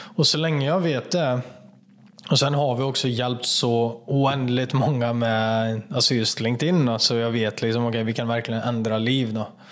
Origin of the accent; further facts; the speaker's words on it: Kätterstorp, Västra Götaland, Sweden; Jag jobbade på en fabrik eh, i Kätterstorp, där jag kommer ifrån, utanför Falköping